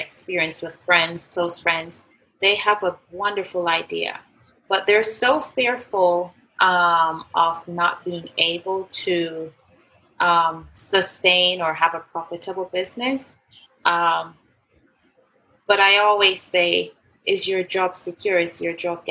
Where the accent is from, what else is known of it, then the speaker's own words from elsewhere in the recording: Jamaica; I was born in Jamaica